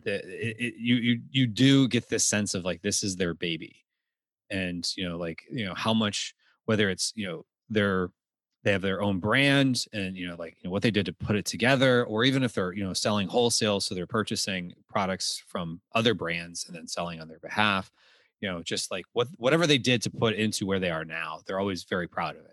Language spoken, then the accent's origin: English; Texas, United States; moved away; I grew up in Texas